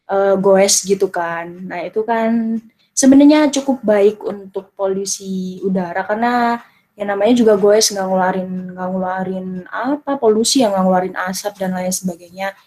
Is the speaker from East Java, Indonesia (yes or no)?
yes; Jombang, East Java, Indonesia; sebenarnya dibilang Jombang, ya emang masuk Jombang. Tapi ini bener-bener Jombang yang paling utara dan timur.